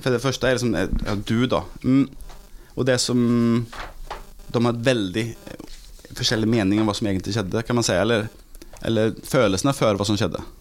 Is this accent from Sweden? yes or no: yes; Gothenburg, Västra Götaland, Sweden; Norwegian is a second language; moved away as an adult; now in Norway; Jeg er fra Göteborg